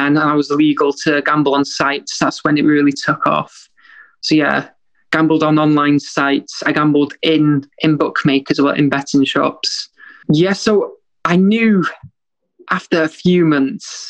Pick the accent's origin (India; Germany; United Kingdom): United Kingdom; Wales; moved away as an adult; now in Liverpool, United Kingdom; I grew up in Wales until I was 20 years old